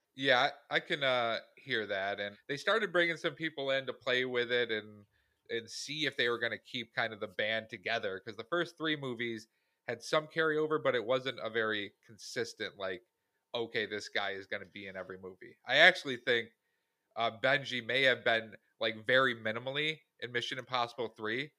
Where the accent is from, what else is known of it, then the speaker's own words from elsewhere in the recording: Syracuse, New York, United States; we are from Syracuse, New York